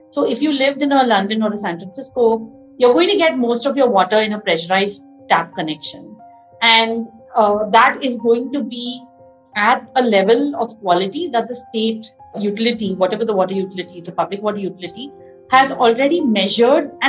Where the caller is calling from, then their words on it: Bengaluru, Karnataka, India; I'm talking from Bangalore.